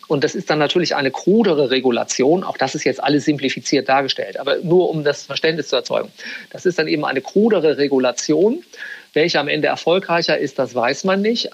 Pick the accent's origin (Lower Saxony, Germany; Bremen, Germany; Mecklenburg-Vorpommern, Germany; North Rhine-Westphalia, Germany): Bremen, Germany; moved away as an adult; also born or lived in Frankfurt; now in London, United Kingdom; Ich bin gebürtiger Bremer, also aus Norddeutschland